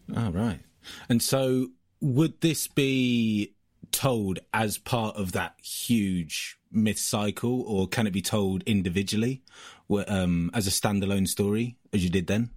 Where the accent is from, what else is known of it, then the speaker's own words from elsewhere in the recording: Ringwood, South East England, United Kingdom; the town that I'm from is a place called Ringwood in the New Forest, which is as English as it can possibly get.